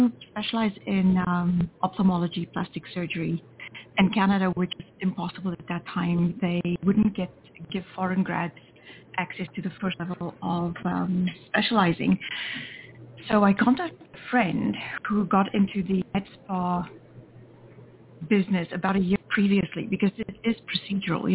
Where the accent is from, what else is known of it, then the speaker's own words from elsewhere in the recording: Namibia; moved away as an adult; also born or lived in South Africa; I was born in Namibia, which is the country just north of the Republic of South Africa.